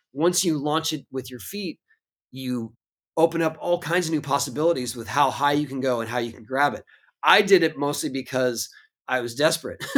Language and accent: English; San Diego, California, United States; I grew up in San Diego